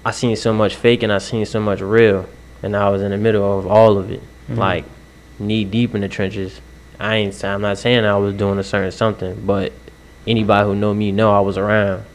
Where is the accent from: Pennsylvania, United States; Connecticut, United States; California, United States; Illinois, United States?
Connecticut, United States; Waterbury; I'm from Waterbury, Connecticut.